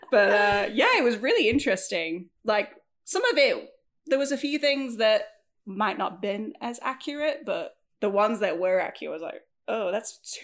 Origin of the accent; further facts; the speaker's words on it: Wales, United Kingdom; born there; I was born in Wales at 11, whatever a.m.